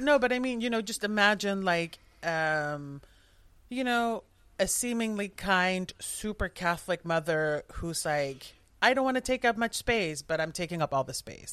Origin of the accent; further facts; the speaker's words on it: southern Netherlands, Netherlands; I grew up in the Netherlands, in the south of the Netherlands